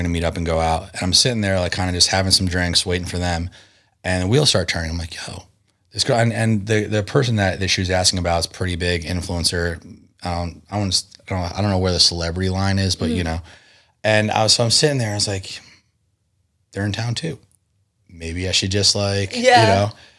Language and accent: English; East Coast, United States; Look, I grew up on the East Coast. I hadn't really had a concept of how close Tijuana is to San Diego.